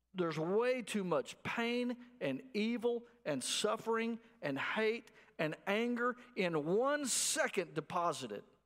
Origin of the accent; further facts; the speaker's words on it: Abilene, Texas, United States; moved away; I'm from Abilene, out in West Texas